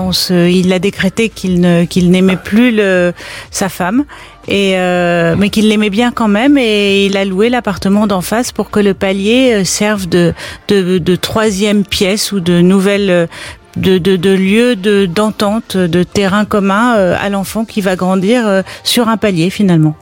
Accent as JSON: {"language": "French", "town": "Paris", "region": "Île-de-France", "country": "France", "said": "Je suis je suis une Parisienne presque caricaturale"}